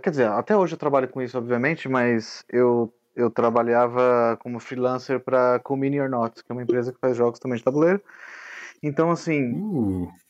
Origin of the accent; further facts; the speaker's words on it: São Paulo, Brazil; sou de São Paulo